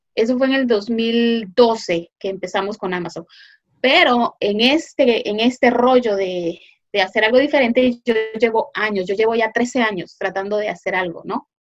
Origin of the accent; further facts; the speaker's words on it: Guatemala; moved away as an adult; now in United States; yo eh, originalmente soy de Guatemala, eh, pero ahora vivo en Estados Unidos. Vine aquí hace ya más de 20 años